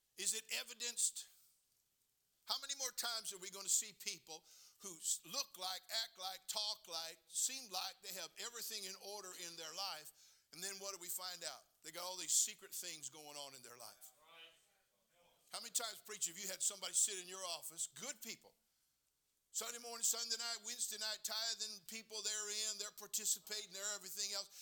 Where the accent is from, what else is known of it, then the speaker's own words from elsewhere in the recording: California, United States; I'm born and raised in California